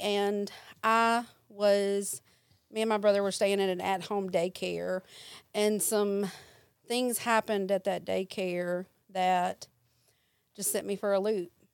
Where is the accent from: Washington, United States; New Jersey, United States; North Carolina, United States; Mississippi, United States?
Mississippi, United States; Jackson; I stayed with my mom and my stepdad, and then I would visit my grandmother in South Jackson. And so I had friends here, friends there